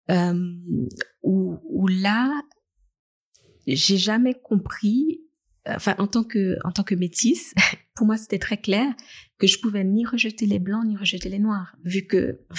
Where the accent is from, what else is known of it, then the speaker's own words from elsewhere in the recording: Le Locle, Neuchâtel, Switzerland; tu viens d'où? Ah, bah, je suis fribourgeoise. Et attendre les réactions où j'ai grandi au locle.